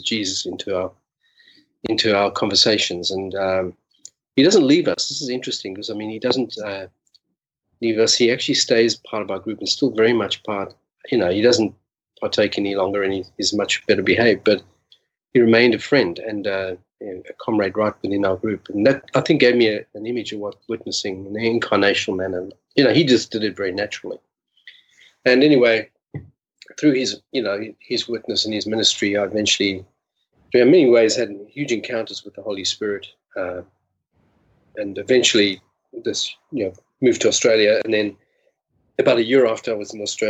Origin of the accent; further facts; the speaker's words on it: South Africa; In South Africa, grew up in as a Jewish kid in racist apartheid South Africa